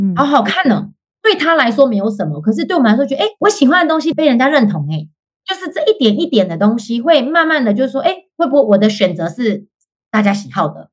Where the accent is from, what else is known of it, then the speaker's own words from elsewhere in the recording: Hualien, Hualien County, Taiwan; moved away as an adult; now in Canada; 我本身是花莲人嘛